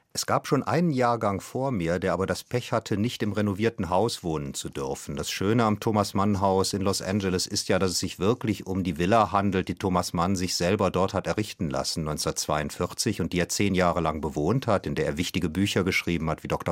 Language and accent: German; Germany; konkret als Deutscher